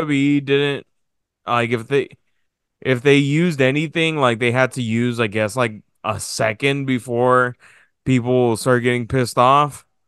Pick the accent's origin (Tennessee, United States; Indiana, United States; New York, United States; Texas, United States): Texas, United States; we're from Texas